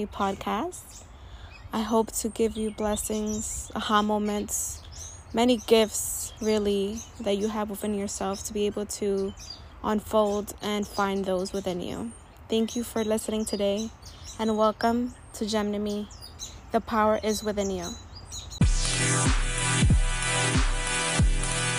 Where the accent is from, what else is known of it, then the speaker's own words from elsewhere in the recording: New York City, New York, United States; I'm a young, proud, first-generation Latina, born and raised in Washington Heights